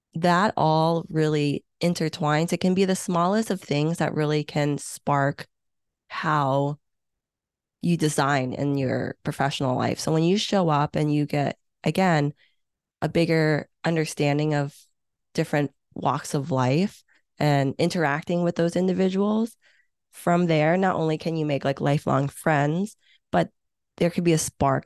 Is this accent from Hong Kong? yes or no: yes; Hong Kong; English is a second language; now in United States; I was born in Hong Kong